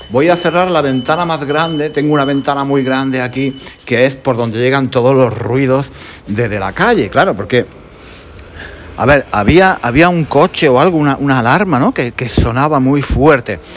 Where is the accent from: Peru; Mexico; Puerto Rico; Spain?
Spain; como soy español y, soy, y enseño español, pues hablo en español.